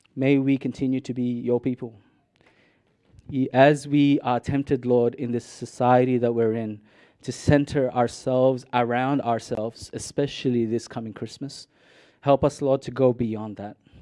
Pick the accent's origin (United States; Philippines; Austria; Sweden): Philippines; Mindanao; now in Australia; I grew up in Mississippi City, I was born in Minden